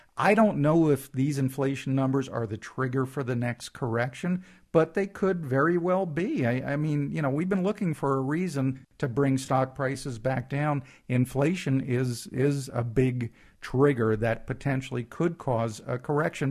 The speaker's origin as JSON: {"language": "English", "region": "East Coast", "country": "United States", "tie": "born or raised there", "moved": "yes", "said": "Growing up on the East Coast"}